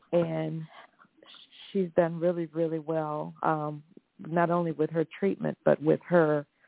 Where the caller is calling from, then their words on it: Texas, United States; I'm calling from Texas.